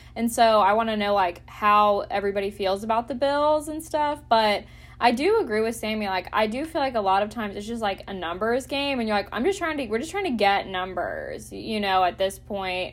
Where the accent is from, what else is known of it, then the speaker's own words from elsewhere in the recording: Conyers, Georgia, United States; I have also voted at, uh, in my hometown in Conyers